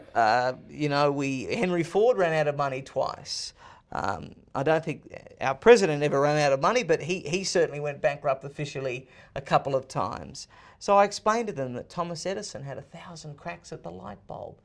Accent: Sydney, New South Wales, Australia; moved away as an adult; now in United States; I was born and raised in Sydney, Australia

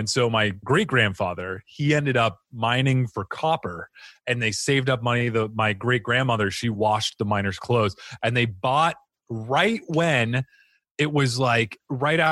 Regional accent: Phoenix, Arizona, United States; also born or lived in Cottonwood, Arizona / Elizabeth, New Jersey; now in Arizona, United States; I grew up, I was born in Phoenix. Uh-huh. And then at 11 years old, my mom and dad decided to take me from Phoenix to a little town called Cottonwood, Arizona

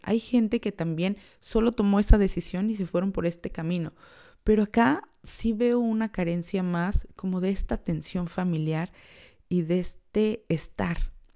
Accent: Mexico; moved away as an adult; now in Ireland; yo que vengo de México

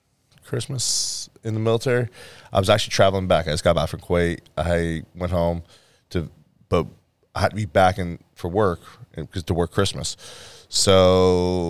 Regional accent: California, United States; I'm from California. It was never really cold enough to actually need a parka

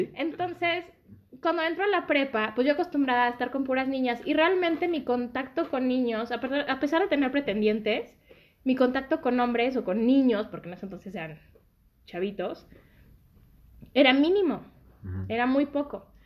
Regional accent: Naucalpan, State of Mexico, Mexico; also born or lived in Zapopan, Jalisco; llegué como a los cinco o seis años aquí a México

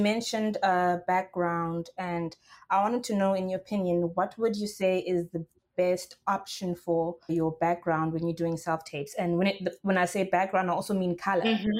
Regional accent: South Africa; now in Los Angeles, United States; I'm South African.

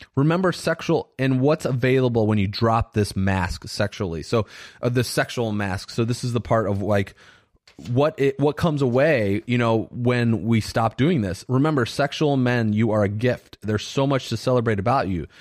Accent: Indiana, United States; I grew up in Indiana.

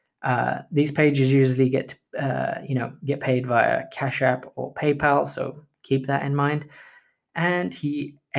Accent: India; I am Indian, so we bargain like crazy

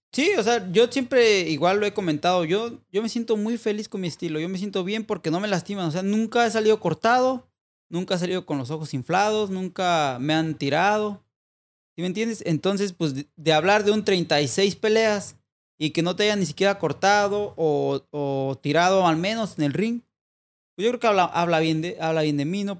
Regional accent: Mexico; si somos dos mexicanos

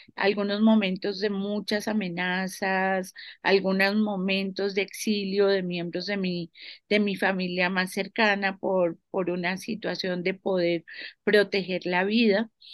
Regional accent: Colombia; muchas mujeres colombianas

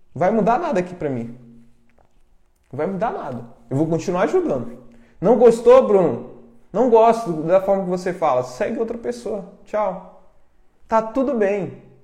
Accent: Brazil; Eu vim da roça, sou do interior

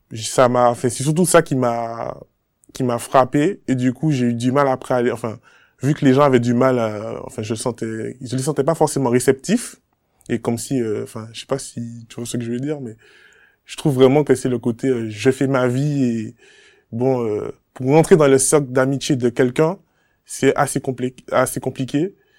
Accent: Le Robert, Martinique; moved away as an adult; now in France; je suis originaire de la Martinique, plus précisément au Robert

